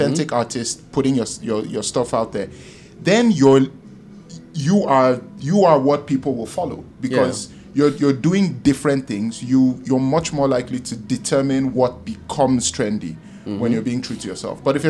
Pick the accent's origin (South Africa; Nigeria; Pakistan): Nigeria; moved away as an adult; also born or lived in United States; I've been coming from Nigeria where back then we're using dial-up